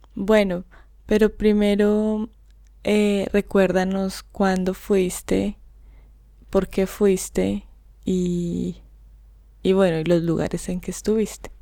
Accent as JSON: {"language": "Spanish", "country": "Colombia", "moved": "yes", "lives_now": "London, United Kingdom", "said": "acá en Londres, cuando la gente me reconoce como colombiana"}